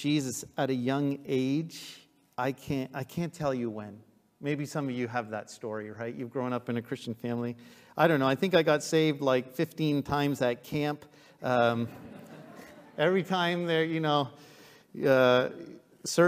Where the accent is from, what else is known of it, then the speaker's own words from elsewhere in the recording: Trenton, Ontario, Canada; also born or lived in Ottawa; I grew up in Trenton, and at that church